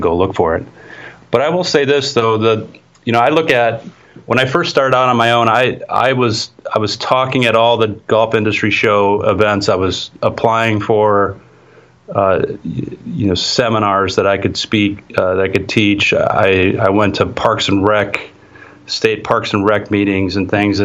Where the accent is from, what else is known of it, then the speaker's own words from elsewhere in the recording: Wisconsin, United States; my home state of Wisconsin